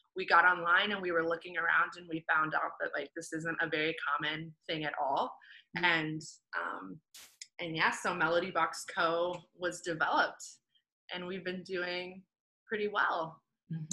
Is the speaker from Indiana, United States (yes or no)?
yes; Indiana, United States; now in South Florida, United States; we're both actually from Indiana, mm-hmm. and we currently live in South Florida.